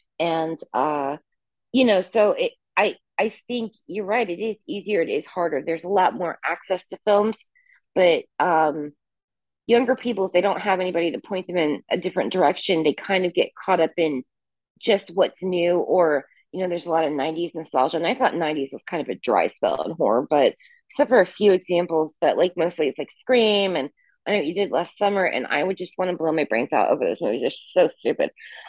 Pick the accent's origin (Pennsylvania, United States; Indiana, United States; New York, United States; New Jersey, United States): Indiana, United States; Indianapolis; My hometown, I still live here. I live in the suburbs now, but I grew up in Indianapolis. And the thing is like people, because I studied English, they're like, you don't sound like you're from the Midwest.